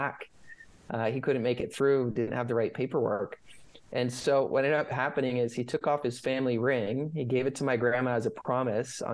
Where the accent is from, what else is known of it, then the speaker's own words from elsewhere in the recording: Northern California, United States; moved away as an adult; also born or lived in Colorado / Los Angeles / New York / London; now in San Diego, United States; I grew up in California.